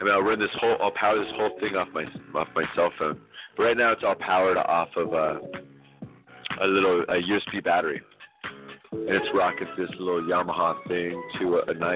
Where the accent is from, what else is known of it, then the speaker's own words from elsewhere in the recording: Santa Cruz, California, United States; I'm straight up from Santa Cruz